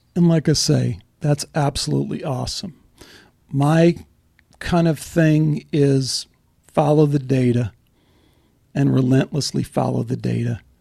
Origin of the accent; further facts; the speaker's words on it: Chicago, Illinois, United States; moved away; also born or lived in Dallas; I grew up in Chicago